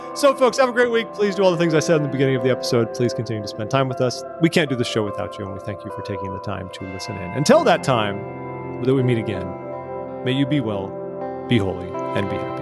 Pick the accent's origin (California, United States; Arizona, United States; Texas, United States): California, United States; Placentia; moved away as an adult; also born or lived in Utah; I grew up in the ci, in a city called Placentia